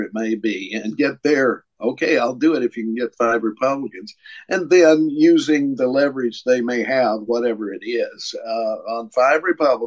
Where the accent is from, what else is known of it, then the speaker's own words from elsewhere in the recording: Tennessee, United States; my hometown senator, Marsha Blackburn